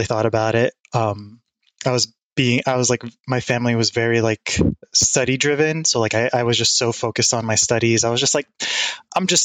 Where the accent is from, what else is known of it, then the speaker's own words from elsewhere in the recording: Jersey City, New Jersey, United States; Born and raised in Jersey City